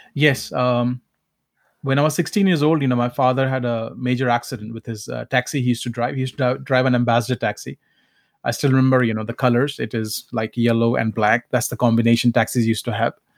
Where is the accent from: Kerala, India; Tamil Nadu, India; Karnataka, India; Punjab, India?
Punjab, India; Sangrur district; accent: heavy accent from Punjab; English is a second language; moved away; also born or lived in Calcutta; my village home or my hometown.